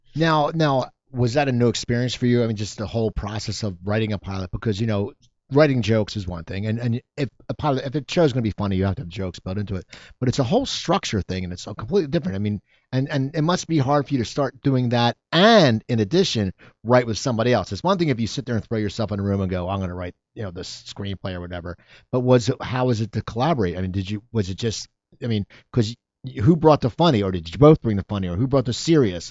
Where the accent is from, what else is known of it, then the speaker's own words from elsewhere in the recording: Cherry Hill, New Jersey, United States; moved away; I grew up in Cherry Hill, a Jewish town.